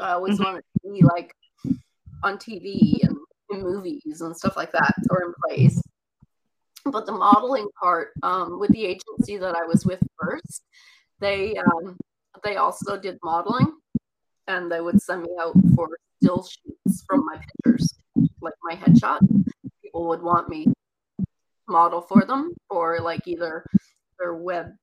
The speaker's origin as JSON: {"language": "English", "region": "Newfoundland and Labrador", "country": "Canada", "tie": "born or raised there", "accent": "Newfie", "moved": "yes", "lives_now": "Ontario, Canada", "said": "I grew up in Newfoundland and little fishing communities"}